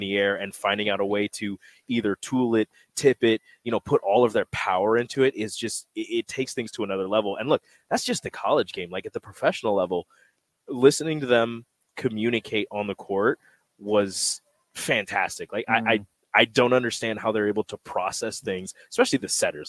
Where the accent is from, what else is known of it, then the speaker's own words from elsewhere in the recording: Omaha, Nebraska, United States; moved away; I got family in Omaha. I grew up in Omaha. 18 years of my life I spent here